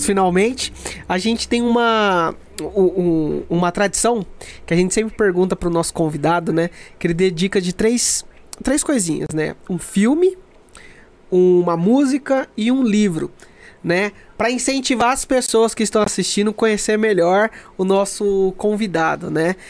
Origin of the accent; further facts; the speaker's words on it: Brazil; nossa identidade como brasileiro